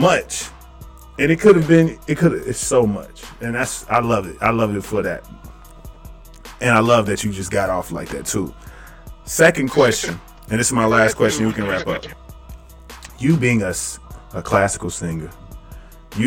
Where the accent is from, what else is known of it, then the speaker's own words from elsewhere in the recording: the South, United States; growing up in the South